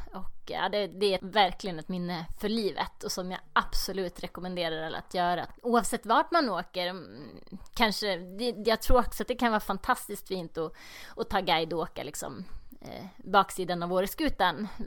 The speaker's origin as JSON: {"language": "Swedish", "town": "Eskilstuna", "region": "Södermanland", "country": "Sweden", "also_born_or_lived": "Lindvallen", "said": "Jag är från Eskilstuna"}